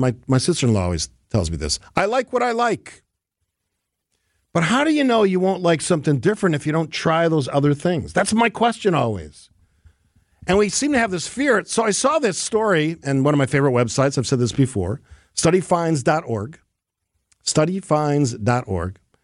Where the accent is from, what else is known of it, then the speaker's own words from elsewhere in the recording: Wisconsin, United States; I'm from Wisconsin